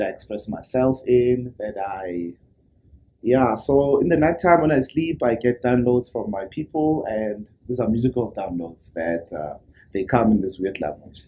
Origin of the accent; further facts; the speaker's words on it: Soweto, Gauteng, South Africa; I was born and raised born in Soweto.